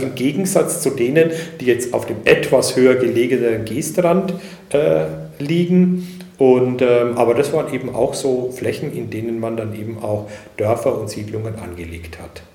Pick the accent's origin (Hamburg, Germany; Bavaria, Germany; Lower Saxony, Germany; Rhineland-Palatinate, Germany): Bavaria, Germany; northern Upper Palatinate; moved away; Ich komme selber aus der nördlichen Oberpfalz